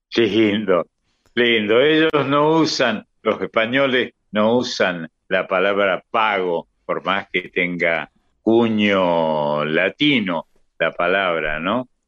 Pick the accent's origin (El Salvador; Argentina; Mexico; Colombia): Argentina; Lanús, Buenos Aires Province; also born or lived in Córdoba, Argentina (birthplace); Made in Lanús. Yo soy